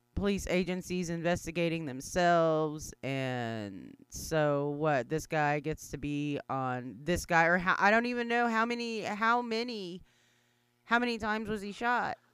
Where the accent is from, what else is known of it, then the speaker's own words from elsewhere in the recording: Anadarko, Oklahoma, United States; moved away; I don't live there, but it is my hometown